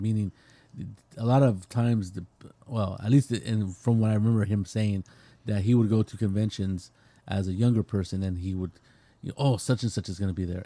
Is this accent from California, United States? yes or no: yes; California, United States; I'm from California